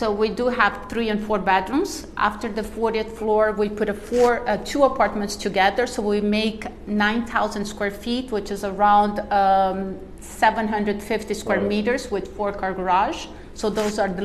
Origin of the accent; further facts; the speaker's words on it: Brazil; now in Miami, United States; I'm from Brazil, so we speak a lot of Portuguese